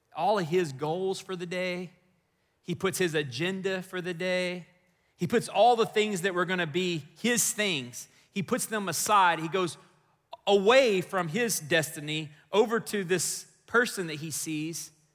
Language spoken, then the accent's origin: English; Texas, United States; moved away as an adult; also born or lived in Chicago, Illinois; this boy from Texas